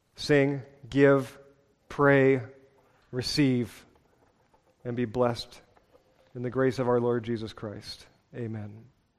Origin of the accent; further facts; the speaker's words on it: Seattle, Washington, United States; born and raised in Seattle